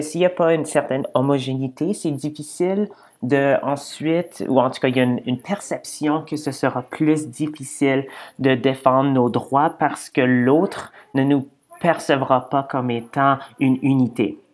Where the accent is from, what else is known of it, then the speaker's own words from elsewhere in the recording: Edmonton, Alberta, Canada; je viens de, de Edmonton, donc de l'Ouest canadien.